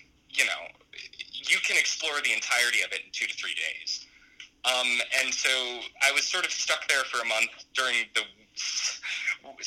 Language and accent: English; Pennsylvania, United States; now in California, United States; I did a lot of my growing up in Pennsylvania